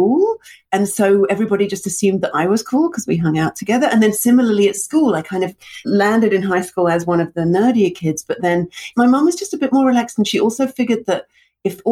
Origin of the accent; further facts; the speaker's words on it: London, United Kingdom; moved away; also born or lived in Russia; I moved from Russia to London when I was two